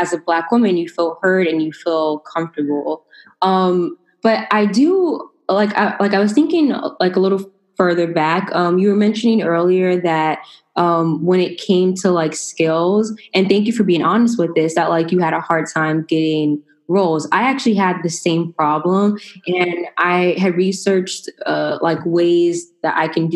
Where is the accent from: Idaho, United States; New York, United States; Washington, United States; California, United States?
New York, United States; I'm from New York